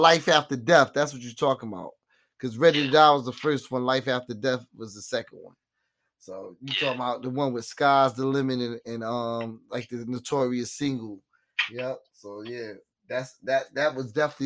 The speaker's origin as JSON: {"language": "English", "region": "New Jersey", "country": "United States", "tie": "born or raised there", "also_born_or_lived": "South Jamaica, Queens", "said": "I grew up in New Jersey, lived in New Jersey"}